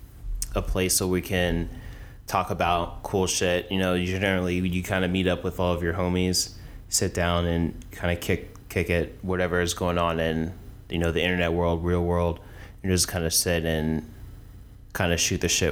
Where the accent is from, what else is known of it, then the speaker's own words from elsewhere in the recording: Jacksonville, Florida, United States; Originally from Jax